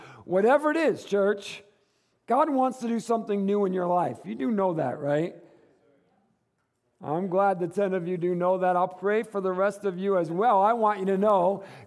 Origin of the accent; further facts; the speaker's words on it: Michigan, United States; moved away; the Midwest, where I grew up in Michigan